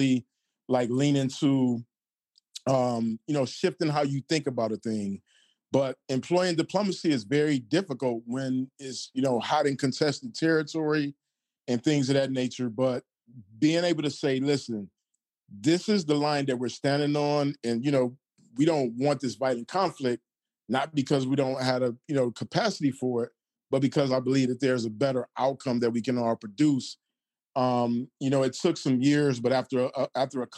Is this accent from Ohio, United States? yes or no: no; Detroit, Michigan, United States; I'm from Detroit